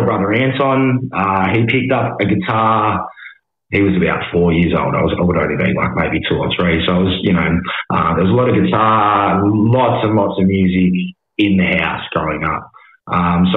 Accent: Hobart, Tasmania, Australia; also born or lived in Melbourne / Brisbane; born and raised in Hobart, man. Since spent a bit of time in Melbourne and Brisbane over the years, but born and raised down here

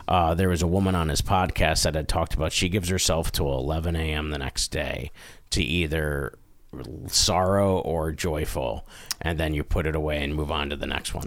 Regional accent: Scranton, Pennsylvania, United States; also born or lived in Carbondale, Pennsylvania; me growing up in Scranton

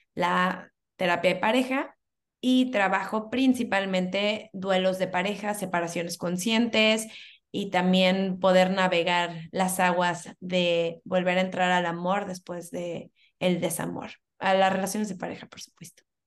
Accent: Cancún, Quintana Roo, Mexico; also born or lived in Mexico City; Yo soy de la Ciudad de México, desde muy, muy chiquita me vine a vivir a Cancún

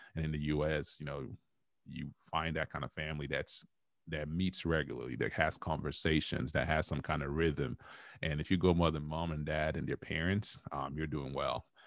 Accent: Nigeria; moved away as an adult; now in United States; I grew up in Nigeria, came here when I was 21.

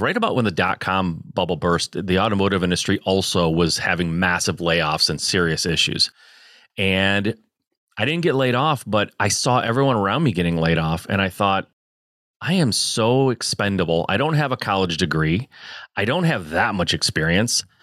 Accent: Michigan, United States; I born and raised in Michigan

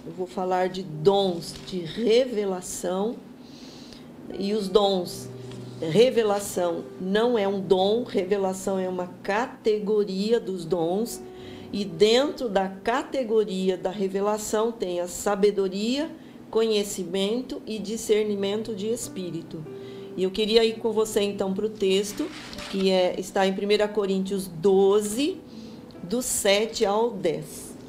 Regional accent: Jundiaí, São Paulo, Brazil; also born or lived in Americana; sou de Jundiaí

